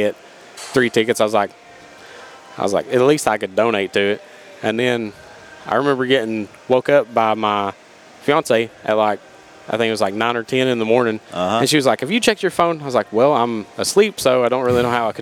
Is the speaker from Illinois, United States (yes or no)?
no; South Greene area, Greene County, Tennessee, United States; I grew up in the South Greene area